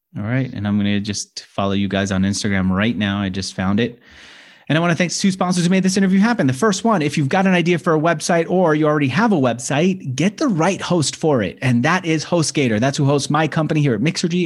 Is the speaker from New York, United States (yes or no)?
yes; New York, United States; accent: New Yorker; I'm from New York.